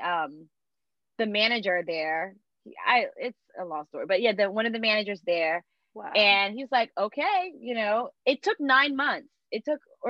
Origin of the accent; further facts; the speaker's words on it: North Carolina, United States; moved away as an adult; now in Washington, D.C., United States; I come from North Carolina